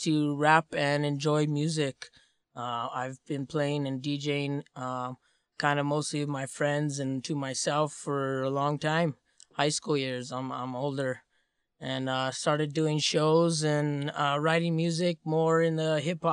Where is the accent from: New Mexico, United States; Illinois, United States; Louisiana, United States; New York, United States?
New Mexico, United States; Santa Fe; from Santa Fe, born and raised in this great city of ours